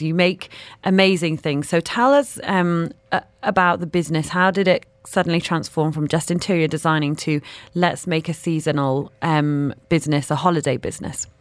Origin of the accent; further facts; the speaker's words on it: United Kingdom; moved away; being from the U K.